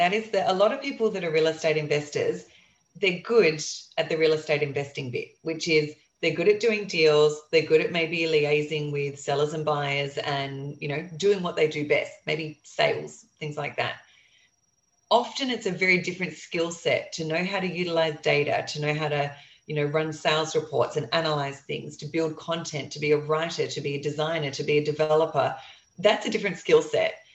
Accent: Australia; I'm an Aussie investing in the US

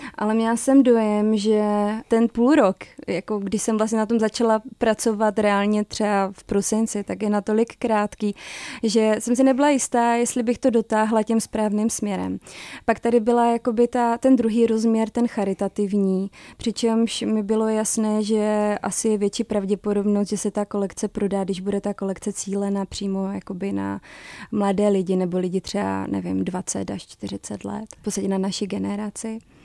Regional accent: Zlín, Zlín Region, Czechia; moved away as an adult; now in Prague, Czech Republic; pocházím ze Zlína, že jsem mohla být ty tři roky blíž rodině

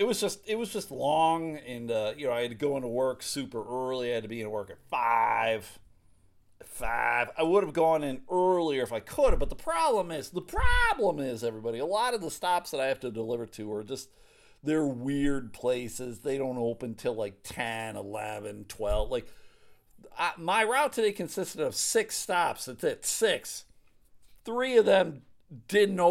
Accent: Buffalo, New York, United States; moved away; back home where I grew up in Buffalo, New York

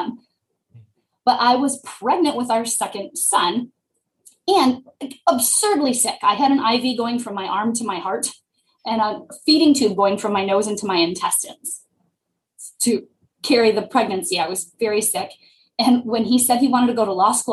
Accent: Detroit, Michigan, United States; we're both from Michigan. I'm from the Detroit area

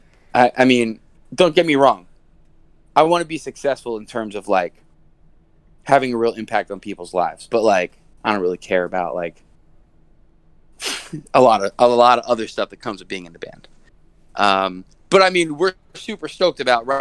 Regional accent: outside Philadelphia, Pennsylvania, United States; moved away; also born or lived in New Brunswick, New Jersey; I was a Philly kid before I moved to New Brunswick. I grew up 20 minutes outside Philly.

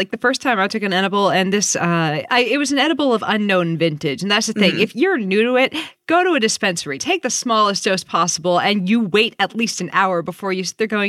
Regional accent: California, United States; I'm the Californian who smokes.

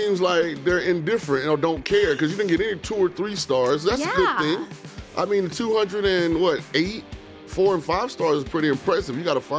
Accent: the South, United States; we're from the South

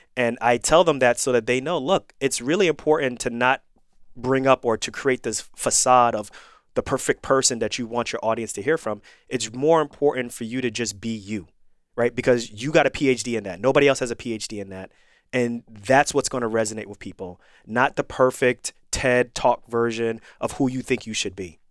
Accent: Irvington, New Jersey, United States; moved away; also born or lived in New York / Missouri / Pennsylvania / Florida; I grew up in Irvington, New Jersey

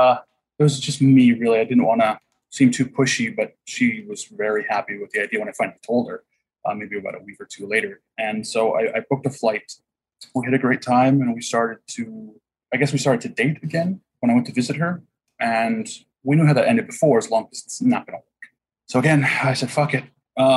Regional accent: Huntington Beach, California, United States; I grew up in Huntington Beach. There's no drive-bys really.

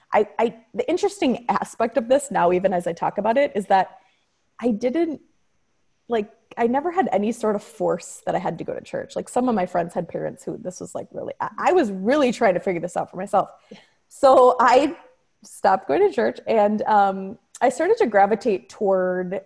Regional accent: Wisconsin, United States; I grew up in Wisconsin

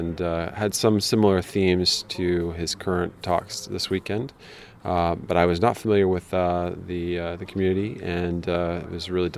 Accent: United States; now in Paris, France; I'm originally from America

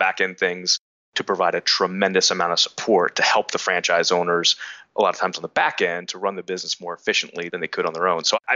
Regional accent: Wilmington, Delaware, United States; I'm a guy from Wilmington, Delaware

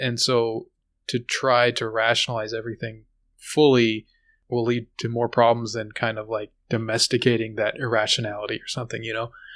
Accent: United States

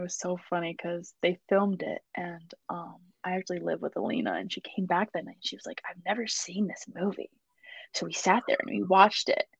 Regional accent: Buffalo, New York, United States; moved away as an adult; now in Boston, United States; I love my hometown and I love my food from there

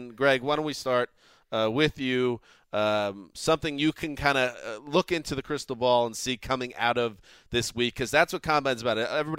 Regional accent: New York, United States; also born or lived in Boston; I grew up in New York, went to school in Boston.

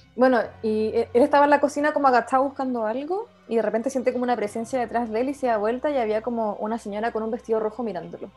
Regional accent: Santiago, Santiago Metropolitan Region, Chile; yo soy de Santiago, pero siempre crecí en cerros

